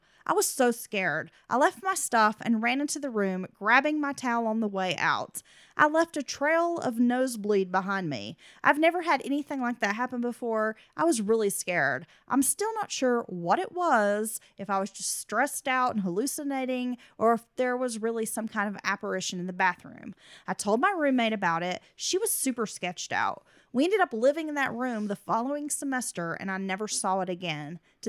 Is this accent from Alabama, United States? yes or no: no; Virginia, United States; I grew up in Virginia and found your podcast looking into the Lolly Wienans and Julie Williams case, which has always fascinated me growing up.